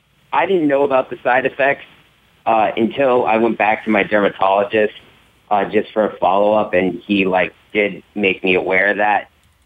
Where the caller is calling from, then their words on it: Orlando, Florida, United States; from Orlando, Florida.